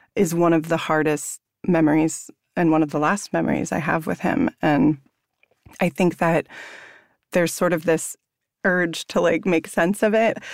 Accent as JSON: {"language": "English", "town": "La Conner", "region": "Washington", "country": "United States", "tie": "born or raised there", "said": "growing up in Squamish, my mom is Coast Salish"}